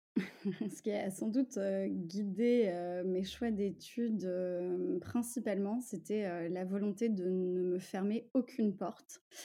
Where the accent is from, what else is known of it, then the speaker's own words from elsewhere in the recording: Paris, Île-de-France, France; also born or lived in Russia / England / United States; je suis née, j'ai grandi à Paris dans une famille multiculturelle